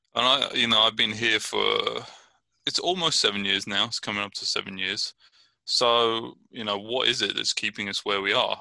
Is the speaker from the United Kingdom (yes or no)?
yes; Brighton, South East England, United Kingdom; now in Richmond, United States; I'm originally from Brighton, England, and I'm living in Richmond, California.